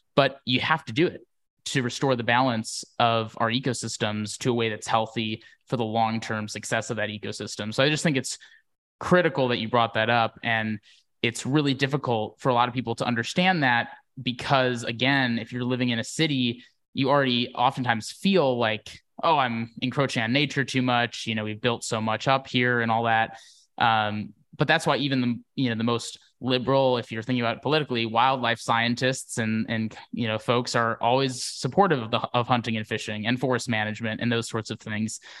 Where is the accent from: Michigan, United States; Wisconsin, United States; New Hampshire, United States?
Wisconsin, United States; moved away; I grew up in Wisconsin